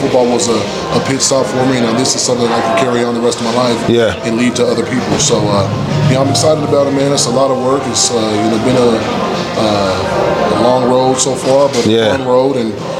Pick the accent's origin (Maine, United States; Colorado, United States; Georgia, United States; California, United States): Colorado, United States; Well, I'm from Colorado.